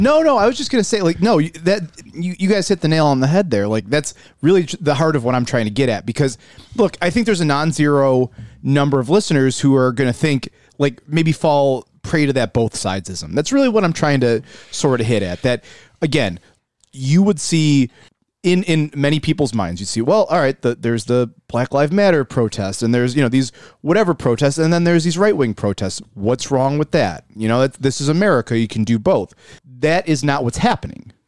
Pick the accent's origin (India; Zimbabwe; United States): United States; Buffalo, New York; I'm from South Buffalo originally.